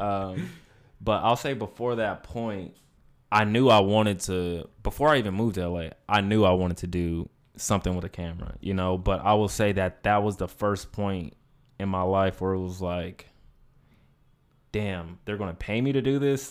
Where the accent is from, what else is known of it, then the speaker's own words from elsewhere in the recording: Inland Empire, California, United States; I'm from the Inland Empire. Shout out to the nine oh nine